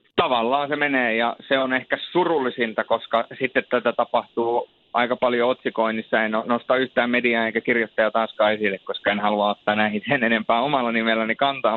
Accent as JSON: {"language": "Finnish", "town": "Rovaniemi", "region": "Lapland", "country": "Finland", "tie": "born or raised there", "also_born_or_lived": "Turku", "said": "mä oon varttunut Rovaniemellä"}